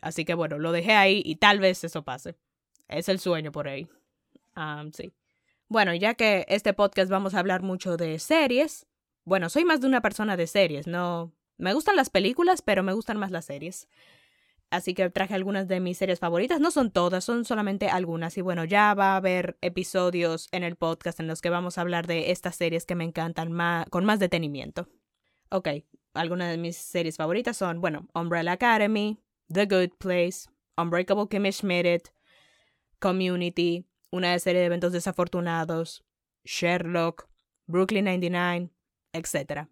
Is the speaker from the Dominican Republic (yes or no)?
yes; Dominican Republic; first language Spanish; soy dominicana, nací y crecí en República Dominicana.